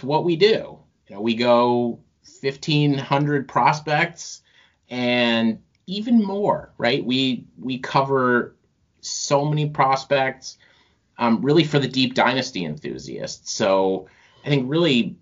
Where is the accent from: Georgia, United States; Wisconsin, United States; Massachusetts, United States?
Massachusetts, United States; now in upstate New York, United States; I grew up in Massachusetts